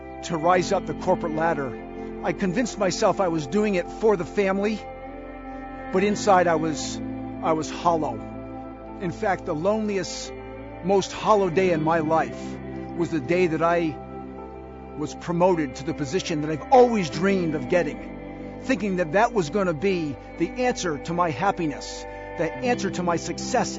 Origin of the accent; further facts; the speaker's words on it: New England, Massachusetts, United States; I was born and raised in New England in a great family with great parents and a great sister. It was winters and falls in Massachusetts